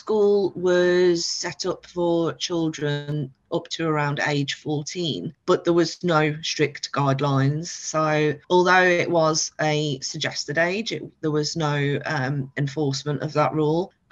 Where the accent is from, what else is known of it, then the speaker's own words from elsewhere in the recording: Liverpool, North West England, United Kingdom; moved away as an adult; also born or lived in the Midlands; I was brought up in Liverpool and left when I was 18 to go to university in the Midlands